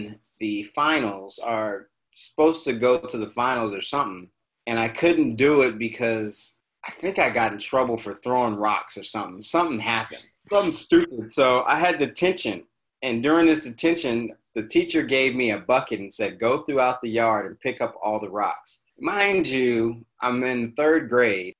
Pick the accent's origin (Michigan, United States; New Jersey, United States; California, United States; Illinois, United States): California, United States; Ridgecrest; my hometown, which is Ridgecrest, California